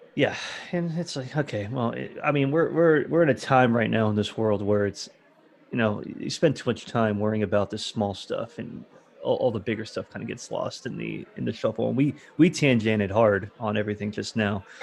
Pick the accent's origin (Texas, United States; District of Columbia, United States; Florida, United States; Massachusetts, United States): Florida, United States; I'm from Florida originally